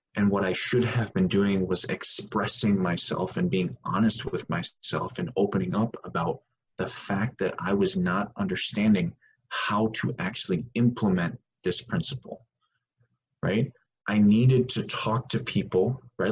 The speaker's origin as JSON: {"language": "English", "region": "Wisconsin", "country": "United States", "tie": "born or raised there", "said": "I grew up in Wisconsin"}